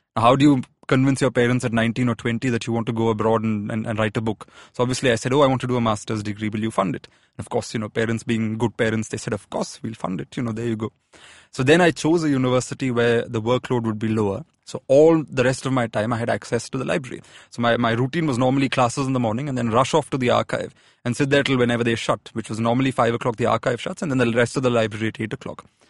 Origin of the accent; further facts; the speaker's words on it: Pune, Maharashtra, India; But I grew up in Pune.